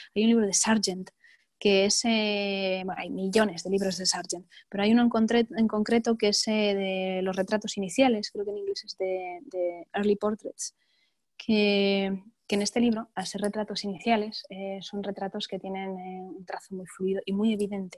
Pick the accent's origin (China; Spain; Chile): Spain; also born or lived in New York; siendo un pintor español